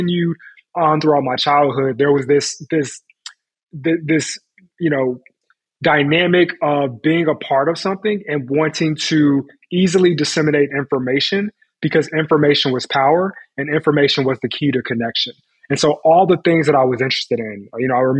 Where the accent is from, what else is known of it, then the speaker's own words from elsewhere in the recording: Chicago, Illinois, United States; I was born and raised in Chicago on the South Side